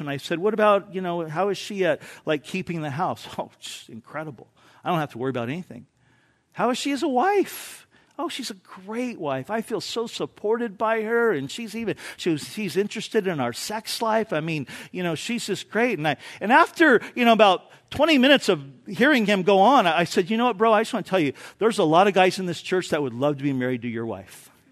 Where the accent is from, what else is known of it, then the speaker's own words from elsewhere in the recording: Orange County, California, United States; moved away; I grew up in Orange County